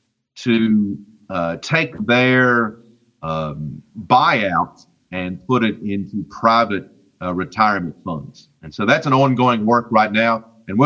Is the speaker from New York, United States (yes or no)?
no; West Virginia, United States; I'm from West Virginia. And I learned math in West Virginia public schools